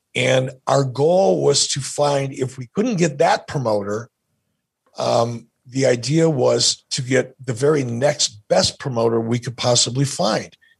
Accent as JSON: {"language": "English", "town": "Detroit", "region": "Michigan", "country": "United States", "tie": "born or raised there", "said": "growing up as a kid, growing up in Detroit"}